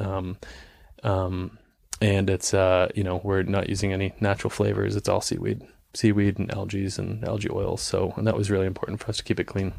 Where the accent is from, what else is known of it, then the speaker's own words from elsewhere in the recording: New England, United States; growing up in New England